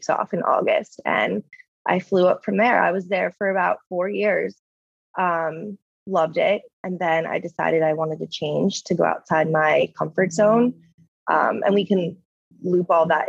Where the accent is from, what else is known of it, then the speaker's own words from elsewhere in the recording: New Jersey, United States; moved away as an adult; now in California, United States; I did a winter internship near my hometown in New Jersey